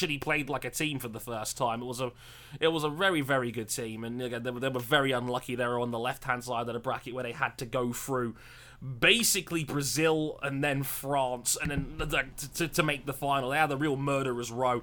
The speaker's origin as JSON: {"language": "English", "region": "England", "country": "United Kingdom", "said": "us English"}